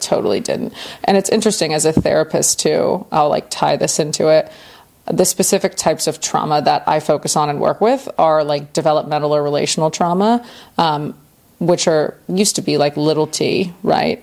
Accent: Winter Park, Florida, United States; I grew up in the States in Central Florida in Winter Park, which is a part of Orlando

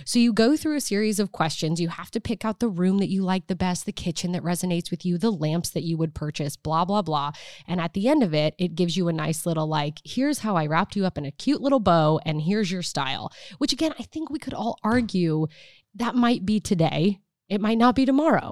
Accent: Nebraska, United States; born or raised there; moved away

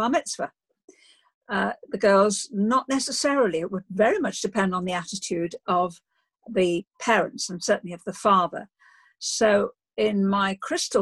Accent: Liverpool, North West England, United Kingdom; moved away as an adult; also born or lived in Oxford; I grew up in Liverpool

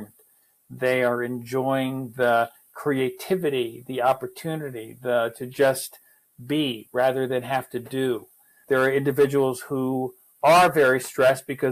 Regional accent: New York, United States; I come from New York, and New York is, was very fast-paced

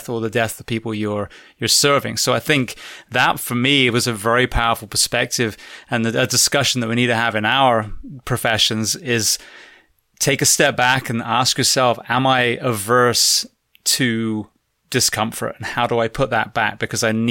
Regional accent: England, United Kingdom; also born or lived in Florida / California; now in United States; I'm originally from England, so I'm not, you know, conditioned for the heat

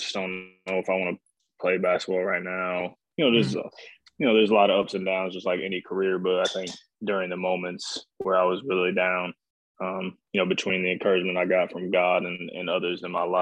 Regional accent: Fort Wayne, Indiana, United States; I was born and raised in Fort Wayne, Indiana, born in 1991

